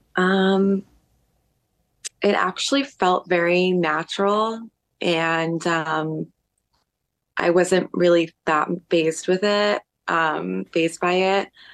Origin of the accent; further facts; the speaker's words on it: New York City, New York, United States; when you're growing up in New York, it feels like you're in the center of the world